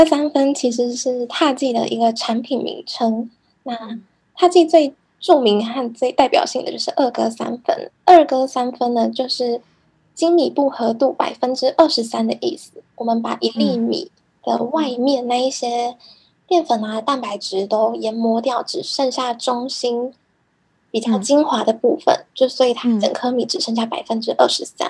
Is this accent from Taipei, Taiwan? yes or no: no; Kaohsiung, Taiwan; moved away as an adult; now in Japan; 因为我是高雄长大的孩子。